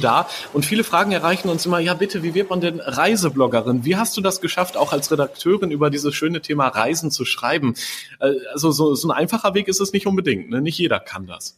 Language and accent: German; Germany; hier bei uns in Deutschland